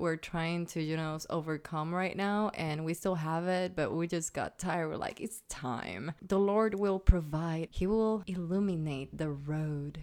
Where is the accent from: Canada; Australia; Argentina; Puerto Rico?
Puerto Rico; first language Spanish; English is a second language; moved away; I'm Puerto Rican, guys. I'm a born and raised in that beautiful paradise of an island in the Caribbean.